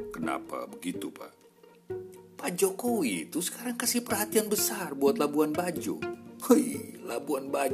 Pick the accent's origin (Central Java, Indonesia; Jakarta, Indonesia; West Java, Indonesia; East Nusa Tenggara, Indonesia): East Nusa Tenggara, Indonesia; Sumba; Tempat kami di Sumba. Sumba sekarang rame sekali.